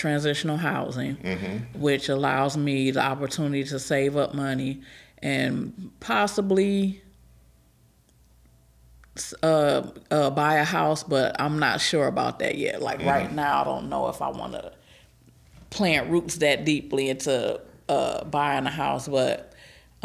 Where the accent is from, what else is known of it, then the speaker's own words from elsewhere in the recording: Detroit, Michigan, United States; moved away as an adult; now in Kalamazoo, United States; I'm from Detroit